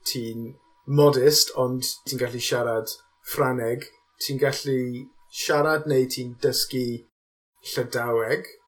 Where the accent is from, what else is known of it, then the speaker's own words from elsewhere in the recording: Newport, Wales, United Kingdom; Welsh is a second language; dwi'n dod o gas newydd a dysgais i Cymraeg